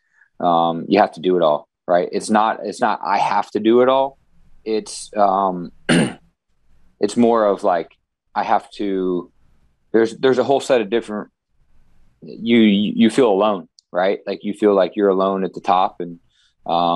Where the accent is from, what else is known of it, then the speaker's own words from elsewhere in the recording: Midwest, United States; moved away; I grew up in the Midwest